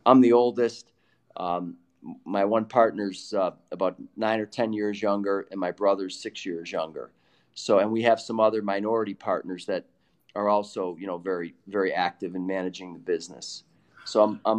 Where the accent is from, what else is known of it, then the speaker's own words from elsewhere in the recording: Syracuse, New York, United States; moved away; also born or lived in Boston; the house that I, you know, grew up in since I was six in Syracuse